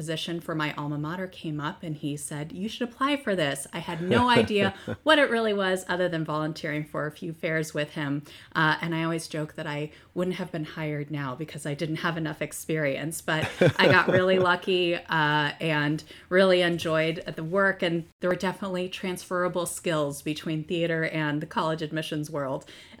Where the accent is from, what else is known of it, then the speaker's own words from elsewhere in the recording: Arizona, United States; moved away as an adult; I grew up out west. I grew up in Arizona. I went to the University of Arizona, majored in theater, went out to California